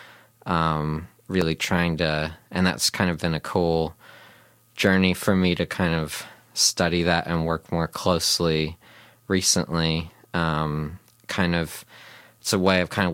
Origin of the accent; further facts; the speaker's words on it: Cincinnati, Ohio, United States; now in New Zealand; where I grew up in Cincinnati